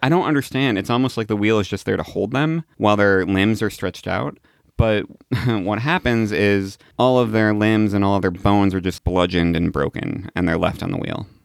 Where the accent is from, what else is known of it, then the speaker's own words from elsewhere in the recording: Illinois, United States; my home state of Illinois